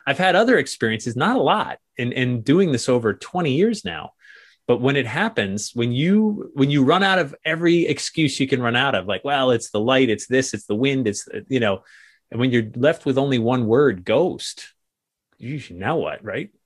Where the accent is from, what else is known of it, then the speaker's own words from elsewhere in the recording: New England, United States; growing up in New England